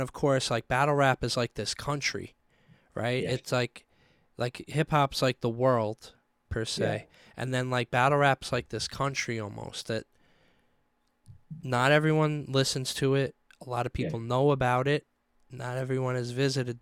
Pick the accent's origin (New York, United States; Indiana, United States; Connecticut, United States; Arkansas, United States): New York, United States; New York City; I'm from Staten Island, home of the …